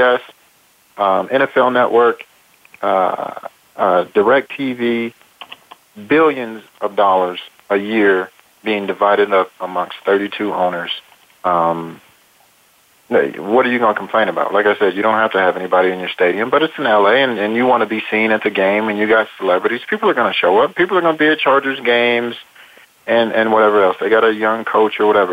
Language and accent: English; Oakland, California, United States; I was born in Oakland